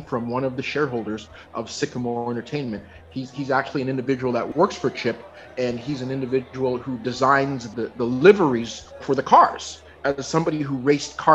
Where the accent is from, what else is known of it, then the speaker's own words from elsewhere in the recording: Toronto, Ontario, Canada; moved away as an adult; now in Vancouver, Canada; I've literally been living in Vancouver now more years than I ever lived in my hometown of Toronto.